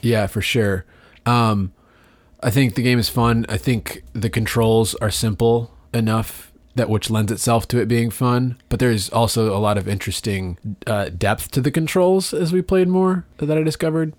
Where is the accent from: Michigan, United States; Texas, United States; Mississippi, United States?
Michigan, United States; Detroit; we're from Detroit